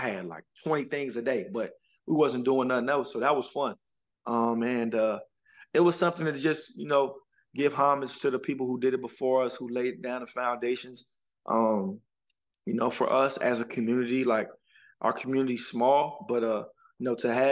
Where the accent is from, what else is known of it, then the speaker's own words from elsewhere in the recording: PG, Maryland, United States; I grew up being in PG. We grew up in the go-go scene